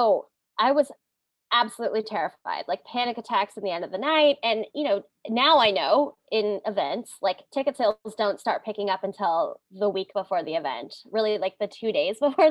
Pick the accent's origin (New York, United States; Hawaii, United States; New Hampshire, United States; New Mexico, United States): Hawaii, United States; I grew up in Hawaii